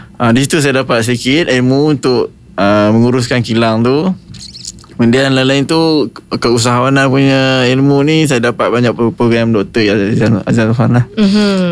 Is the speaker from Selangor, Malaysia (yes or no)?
no; Kedah, Malaysia; Saya orang Kedah